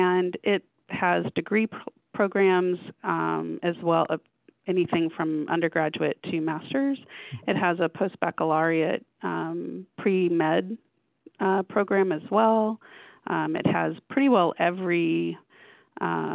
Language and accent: English; Houston, Texas, United States; moved away as an adult; also born or lived in Phoenix, Arizona; I grew up in Houston, Texas